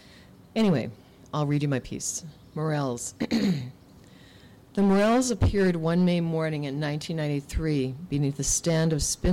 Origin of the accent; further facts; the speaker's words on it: Lake of the Woods County, Minnesota, United States; moved away as an adult; also born or lived in Mexico City, Mexico; now in St. Paul, United States; I grew up on the Canadian border, Minnesota, and I've lived here since 92, the end of 92. So I'd lived in a lot of other places first, in Mexico City, in my little hamlet up on the border, different places.